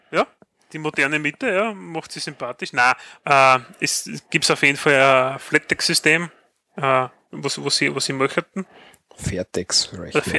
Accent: Austria; Ja, als Österreicher sind wir natürlich im Kern Europa dabei.

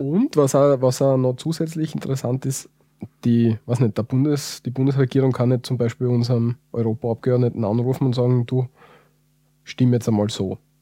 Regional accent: Austria; wir als Österreicher

